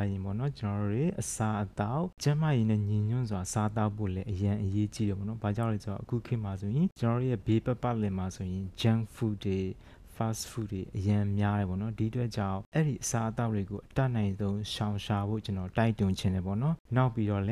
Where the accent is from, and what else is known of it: Myanmar